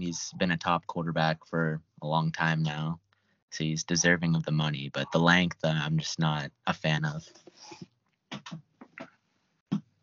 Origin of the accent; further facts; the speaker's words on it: Detroit, Michigan, United States; I'm from Detroit, Michigan.